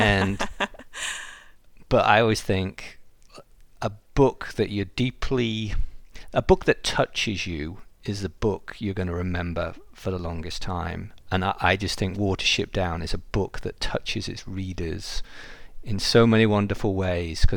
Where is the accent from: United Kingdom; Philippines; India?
United Kingdom; England; moved away; I'm English